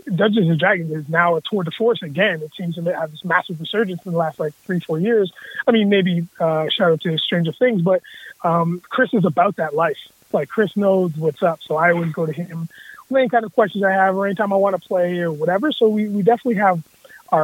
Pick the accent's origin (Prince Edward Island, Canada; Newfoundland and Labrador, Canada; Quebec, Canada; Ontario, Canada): Ontario, Canada; Cambridge; this brother from Cambridge, Ontario